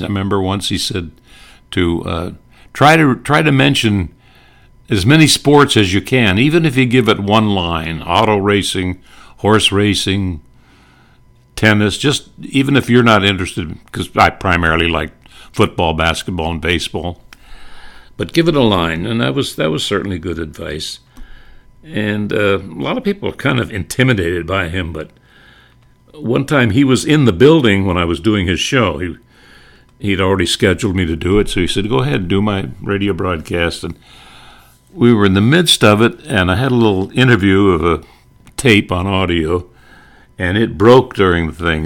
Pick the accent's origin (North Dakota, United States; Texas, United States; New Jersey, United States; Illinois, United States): North Dakota, United States; I grew up in North Dakota